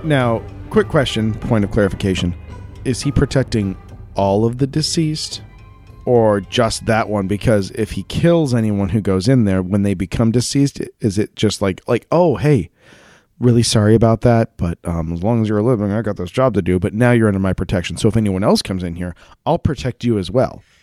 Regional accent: United States; we're American

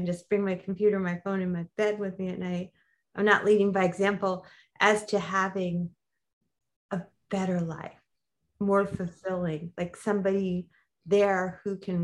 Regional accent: New York, United States; now in Los Angeles, United States; I'm from New York

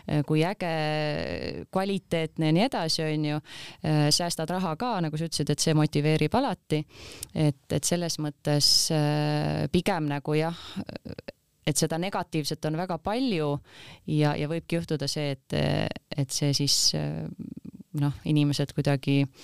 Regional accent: Kuressaare, Saare County, Estonia; me oleme ise Kuressaarest pärit

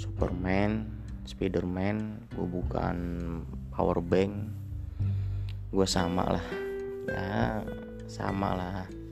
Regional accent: Bogor, West Java, Indonesia; Gua asli suku Sunda. Tepatnya di Bogor

